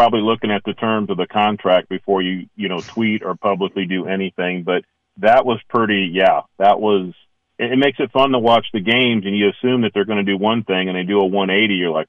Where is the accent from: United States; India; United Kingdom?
United States; Central Ohio; Growing up in Central Ohio, I had more Steeler fans.